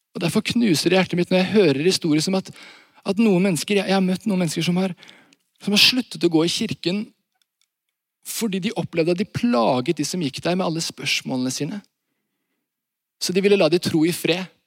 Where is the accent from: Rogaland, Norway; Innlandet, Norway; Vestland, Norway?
Rogaland, Norway; Varhaug; Jeg kommer fra Vahaug